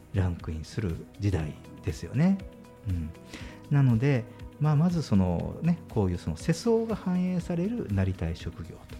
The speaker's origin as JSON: {"language": "Japanese", "region": "Fukuoka", "country": "Japan", "said": "しかも博多の人間なので"}